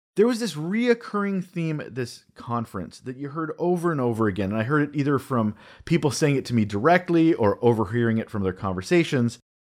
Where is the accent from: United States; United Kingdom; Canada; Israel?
Canada; also born or lived in Vancouver Island, British Columbia; I'm a Canadian.